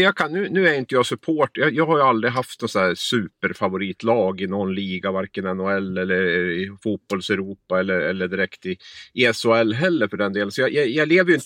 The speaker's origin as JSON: {"language": "Swedish", "town": "Gävle", "region": "Gävleborg County", "country": "Sweden", "said": "jag kommer från Gävle"}